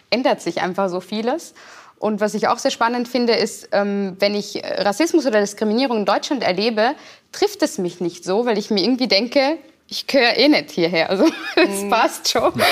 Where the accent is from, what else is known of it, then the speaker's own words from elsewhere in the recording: Vienna, Austria; moved away as an adult; now in Germany; Wien schon, also in Österreich, wo ich mein Leben lang, also bis zum 26. Lebensjahr gelebt habe, nie als Österreicherin gesehen wurde.